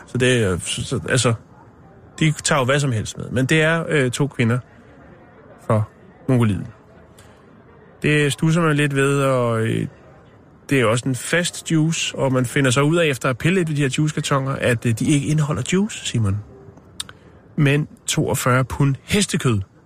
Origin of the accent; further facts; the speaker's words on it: Copenhagen, Capital Region of Denmark, Denmark; Jeg er fra København